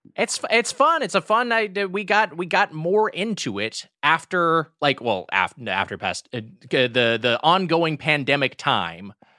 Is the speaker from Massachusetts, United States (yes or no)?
no; California, United States; I'm from California